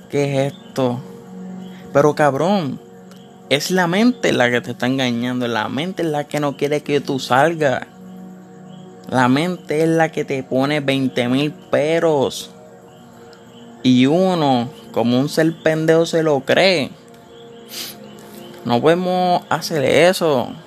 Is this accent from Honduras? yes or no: no; Puerto Rico; no requieres ninguna licencia si estás en Puerto Rico, que es donde yo soy de Puerto Rico.